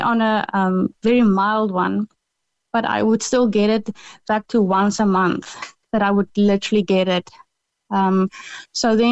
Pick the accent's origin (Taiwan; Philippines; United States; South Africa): South Africa; moved away; we call it the loop in South Africa